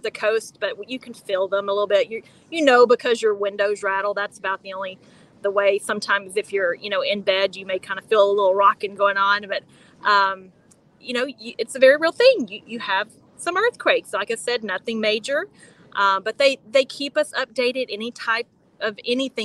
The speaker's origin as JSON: {"language": "English", "region": "Texas", "country": "United States", "tie": "born or raised there", "also_born_or_lived": "Nashville, Tennessee", "moved": "as an adult", "lives_now": "Nicaragua", "said": "I grew up in Texas."}